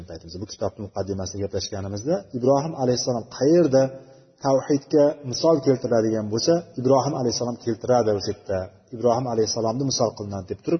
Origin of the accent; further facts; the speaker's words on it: Uzbekistan; biz o'zbek deymiz o'zbekmiz biz